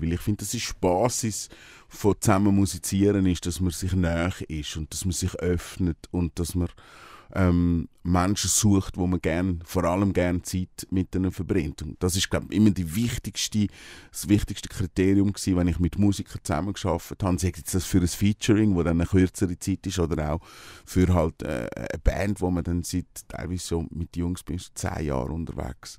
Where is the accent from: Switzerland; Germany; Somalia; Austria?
Switzerland; also born or lived in Brazil; ich bin am See aufgewachsen